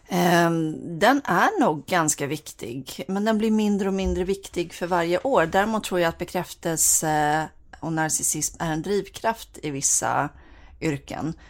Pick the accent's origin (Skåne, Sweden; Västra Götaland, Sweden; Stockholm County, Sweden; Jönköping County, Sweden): Västra Götaland, Sweden; Bohuslän; jag är bohuslänning också